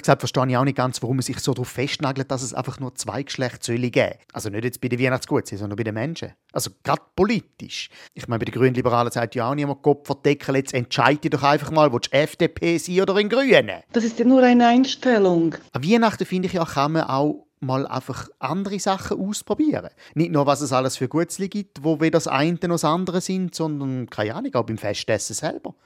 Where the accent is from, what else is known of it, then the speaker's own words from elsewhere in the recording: Switzerland; bei uns in der Schweiz